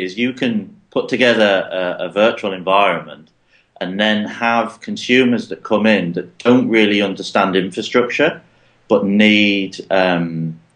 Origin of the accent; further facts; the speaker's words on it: Middlesbrough, North East England, United Kingdom; moved away as an adult; now in Palo Alto, United States; Hail from Mike's neck of the woods up in Middlesbrough in the northeast of England, hence my tragic accent